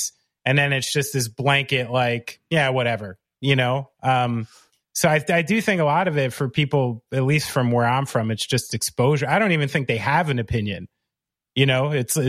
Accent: New Jersey, United States; I'm born and raised in Central Jersey and by New York City, and fuck, like I can't find a country song on the radio.

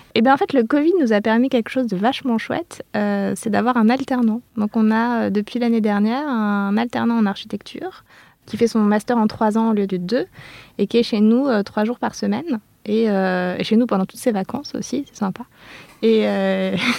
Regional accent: Clermont-Ferrand, Auvergne-Rhône-Alpes, France; je suis née à Clermont-Ferrand en plein centre-ville

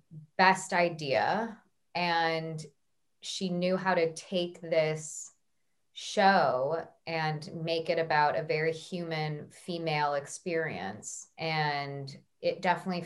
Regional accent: United States; accent: American; my American accent

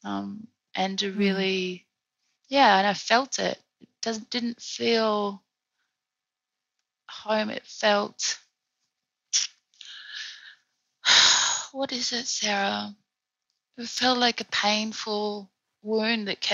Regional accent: Australia; now in Paris, France; the country where my ancestors, you know, were the original owners

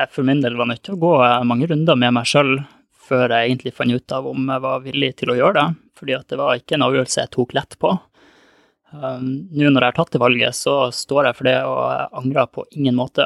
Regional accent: Lofoten, Nordland, Norway; moved away; Jeg er opprinnelig fra Lofoten

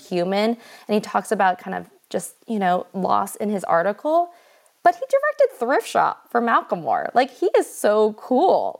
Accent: United States; I'm American

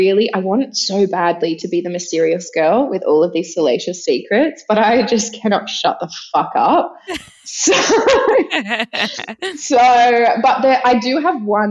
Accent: Sydney, New South Wales, Australia; now in Melbourne, Australia; I grew up in Sydney, Melbourne-based now

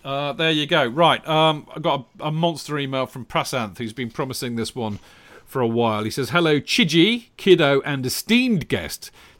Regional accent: India; Anyway, growing up in India, I started following Chelsea only from 2006 onwards.

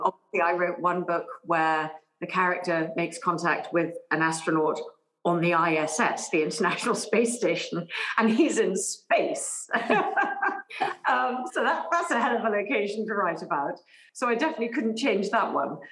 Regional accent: England, United Kingdom; I grew up in England

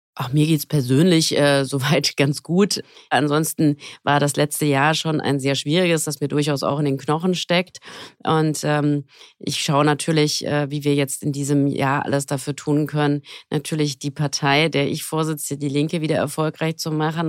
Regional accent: Frankfurt am Main, Hesse, Germany; Ich komme aus Frankfurt am Main.

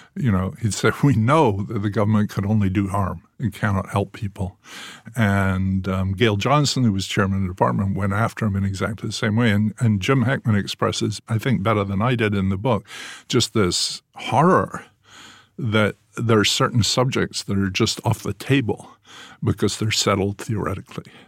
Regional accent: Scotland, United Kingdom; moved away as an adult; also born or lived in England; now in United States; growing up in Scotland, where we always sort of feel we're a colony of England

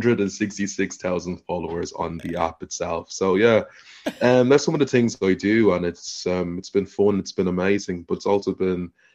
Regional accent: Dublin, Leinster, Ireland; moved away as an adult; now in London, United Kingdom; I'm from South Dublin, currently living in London at the moment

